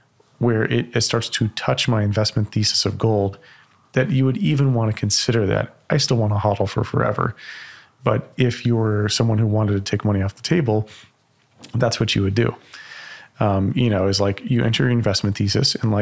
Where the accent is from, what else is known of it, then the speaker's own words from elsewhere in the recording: Texas, United States; as a Texan